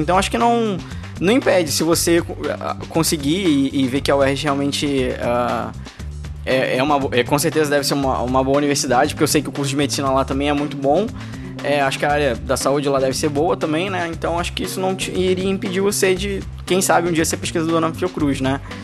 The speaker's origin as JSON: {"language": "Portuguese", "region": "Rio de Janeiro", "country": "Brazil", "said": "sou do Rio"}